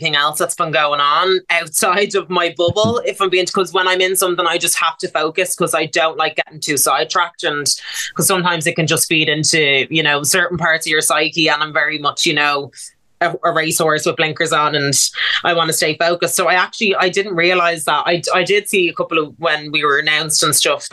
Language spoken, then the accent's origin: English; Dublin, Leinster, Ireland; I'm from Baldoyle